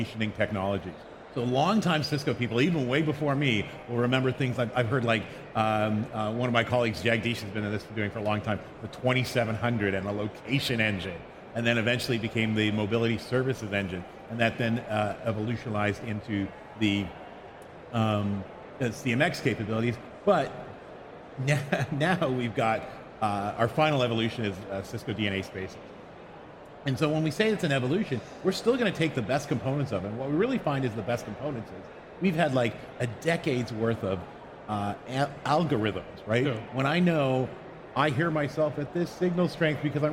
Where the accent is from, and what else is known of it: Canada; born or raised there; accent: Canadian; moved away as an adult; now in Bay Area, United States